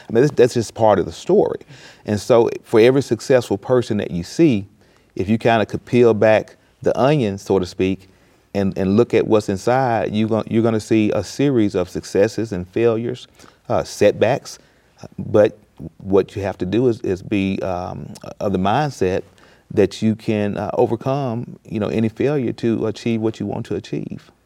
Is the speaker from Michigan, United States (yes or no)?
no; Mississippi, United States; I grew up in a rural Mississippi town